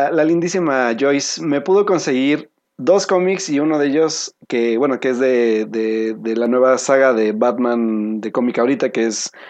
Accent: Veracruz, Mexico; soy de Veracruz.

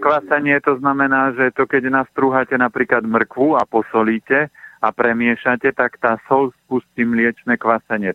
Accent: Orava, Žilina Region, Slovakia; moved away; Ja pochádzam aj z Oravy

